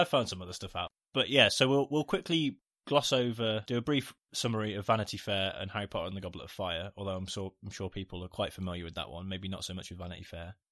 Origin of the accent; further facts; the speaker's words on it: United Kingdom; we're British